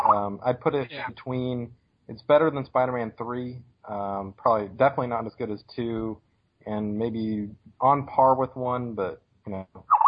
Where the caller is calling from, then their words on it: North Carolina, United States; North Carolina.